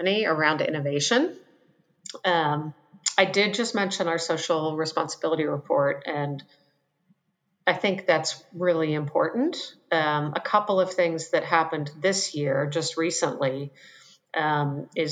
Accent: Western Pennsylvania, United States; now in Charleston, United States; I grew up in Western Pennsylvania

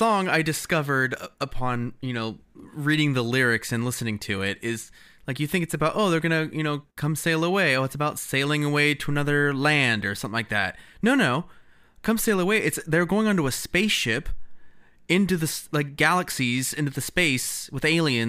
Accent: United States; As is my right as an American.

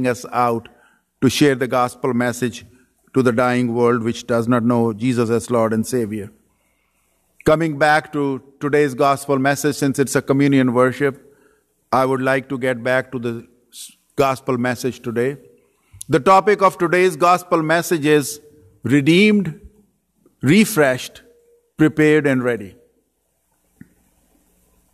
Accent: Pakistan; moved away as an adult; also born or lived in Saudi Arabia / Dearborn, Michigan; now in United States; I was born and raised in Pakistan

